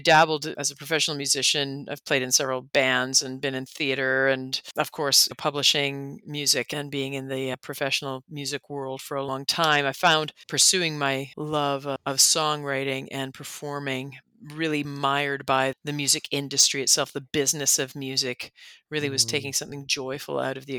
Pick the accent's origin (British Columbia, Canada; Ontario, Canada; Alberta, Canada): Alberta, Canada; Calgary; born there; now in Toronto, Canada; Originally, I was born in Calgary. We didn't live there very long. My father worked for the government. So we moved around a whole lot from city to city, from province to province.